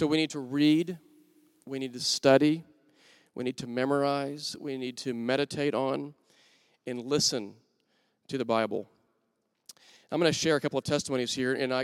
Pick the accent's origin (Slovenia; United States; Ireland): United States; Wichita Falls, Texas; now in Oklahoma City, United States; I'm from Wichita Falls, Texas